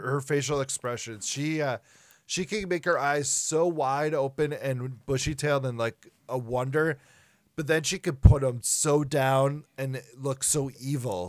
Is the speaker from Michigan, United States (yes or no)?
no; Minnesota, United States; we're from Minnesota